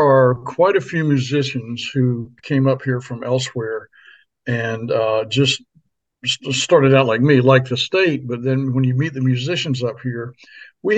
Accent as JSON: {"language": "English", "region": "Maryland", "country": "United States", "tie": "born or raised there", "also_born_or_lived": "Florida / Nashville, Tennessee", "moved": "as an adult", "lives_now": "Anchorage, United States", "said": "I grew up in Maryland"}